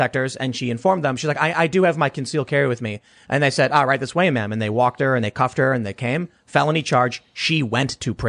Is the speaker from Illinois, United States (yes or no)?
yes; Chicago, Illinois, United States; when I was growing up in Chicago. This was when I was like 20.